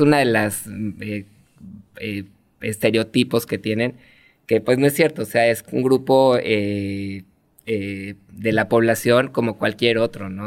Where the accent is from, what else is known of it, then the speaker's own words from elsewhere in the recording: Mexico City, Mexico; moved away as an adult; now in Tijuana, Mexico; Yo soy chilango. Ah, Nacido en la Ciudad de México, estuve ahí hasta los 30 años